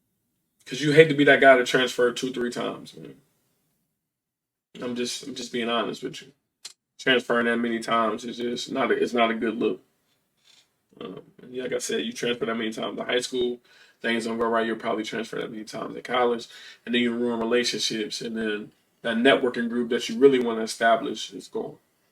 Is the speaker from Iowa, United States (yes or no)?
yes; Iowa, United States; I came from Iowa and I went to Ball State